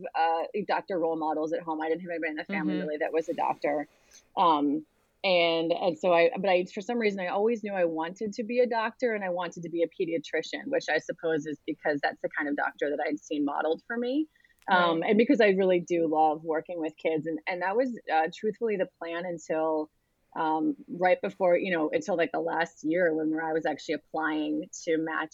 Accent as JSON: {"language": "English", "region": "Delaware", "country": "United States", "tie": "born or raised there", "moved": "as an adult", "said": "I grew up in Delaware"}